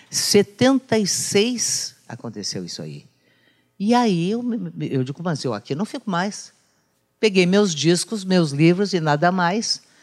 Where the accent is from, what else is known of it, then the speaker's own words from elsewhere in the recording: Bagé, Rio Grande do Sul, Brazil; eu comecei em Bagé, na minha terra